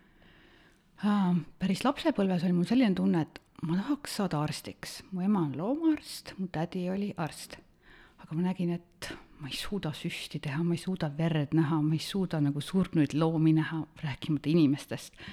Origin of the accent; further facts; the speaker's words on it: Otepää, Valga County, Estonia; olen pärit Otepäält, metsade, järvede, looduse keskelt